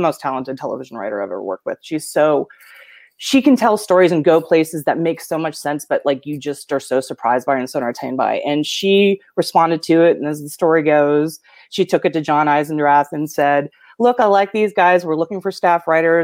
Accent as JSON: {"language": "English", "town": "Pittsburgh", "region": "Pennsylvania", "country": "United States", "moved": "yes", "said": "I'm from Pittsburgh, Pennsylvania"}